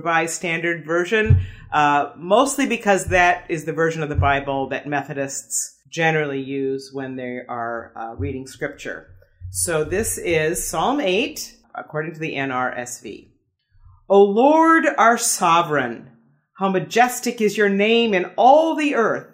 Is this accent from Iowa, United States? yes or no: yes; Des Moines, Iowa, United States; moved away as an adult; now in Palm Springs, United States; come from Des Moines, Iowa, and was just living in Iowa for the last 5 years, caring for my parents